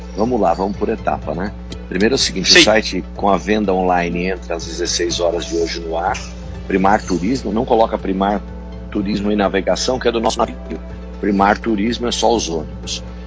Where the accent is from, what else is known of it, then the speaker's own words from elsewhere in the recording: Botucatu, São Paulo, Brazil; Nós temos Botucatu, que é a minha terra, aqui onde eu moro há 50 anos